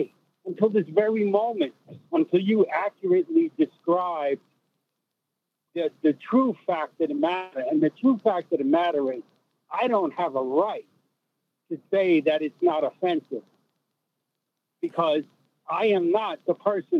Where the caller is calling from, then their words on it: Commack, New York, United States; I'm calling from Comac, Long Island.